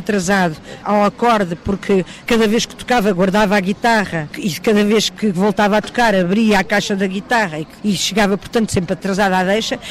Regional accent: Cascais, Lisbon, Portugal; moved away as an adult; now in Lisbon, Portugal; Aqui não nasci, mas eh, Aqui aprendi tudo, aqui brinquei, aqui me lembro de me lembrar de mim, porque vim para aqui com dois anos.

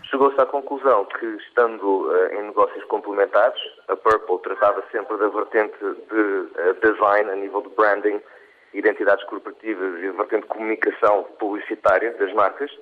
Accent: England, United Kingdom; now in Portugal; dois dos sócios somos, somos ingleses

